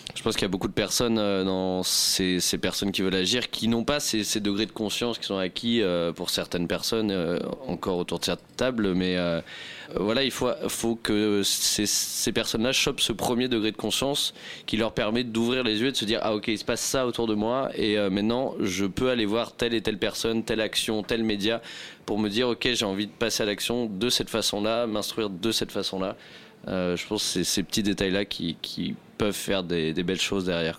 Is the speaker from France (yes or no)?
yes; Rouen, Normandy, France; ma ville natale, Rouen